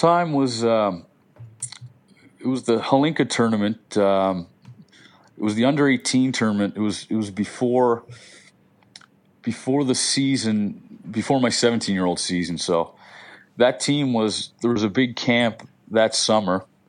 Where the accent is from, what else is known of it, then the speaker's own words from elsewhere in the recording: Halifax, Nova Scotia, Canada; I grew up in the West End of Halifax